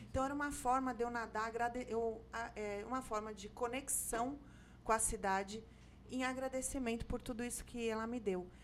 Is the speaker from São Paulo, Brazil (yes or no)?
yes; São Paulo, Brazil; moved away as an adult; now in Salvador, Brazil; Eu sou paulista, mas eu moro aqui há 21 anos.